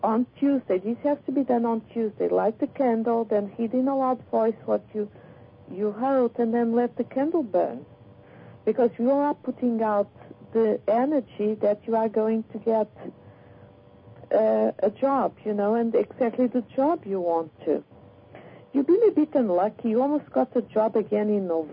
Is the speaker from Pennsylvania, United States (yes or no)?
no; Massachusetts, United States; also born or lived in Fort Lauderdale, Florida; now in Texas, United States; I live in Texas, but I am from Massachusetts